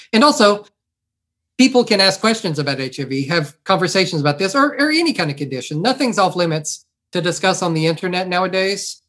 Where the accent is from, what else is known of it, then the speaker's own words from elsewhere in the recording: near Beaumont, Southeast Texas, United States; I grew up in Southeast Texas